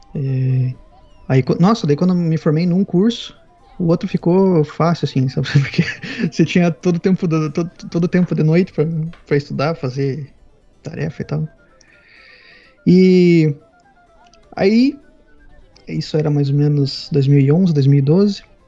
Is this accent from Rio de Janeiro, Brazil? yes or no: no; Paraná, Brazil; moved away as an adult; also born or lived in Spain / United Kingdom; now in Sweden; eu nasci no litoral do, do Paraná, mas quando eu era criança me mudei pro, pro interior